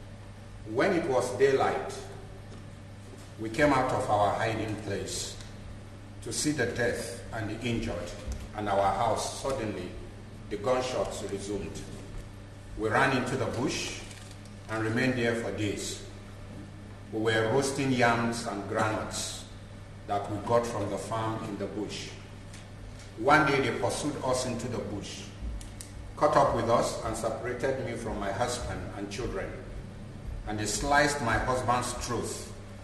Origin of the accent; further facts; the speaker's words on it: Nigeria; I come from Nigeria. I live in Nigeria, in northern part of Nigeria.